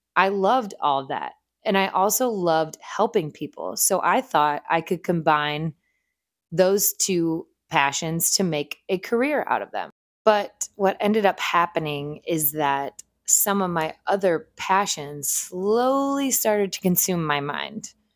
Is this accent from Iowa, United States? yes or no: no; Northeast Ohio, United States; moved away as an adult; also born or lived in North Carolina; I am originally from a small town in Northeast Ohio